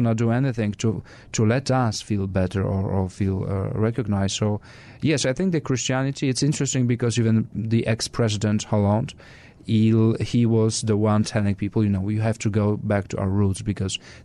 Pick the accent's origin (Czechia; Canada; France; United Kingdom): France; moved away; also born or lived in Poland; I was born in Poland and I was raised in France